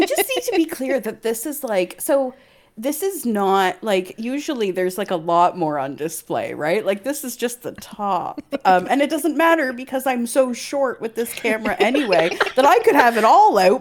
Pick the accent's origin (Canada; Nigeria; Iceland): Canada; now in United Kingdom; not only am I another Canadian, I'm another Canadian transplant to the U K.